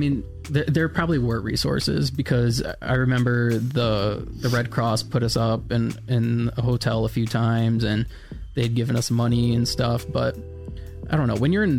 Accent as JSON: {"language": "English", "region": "Florida", "country": "United States", "tie": "born or raised there", "said": "before foster care, I lived in Florida. I was born and raised in Florida. I have four other siblings."}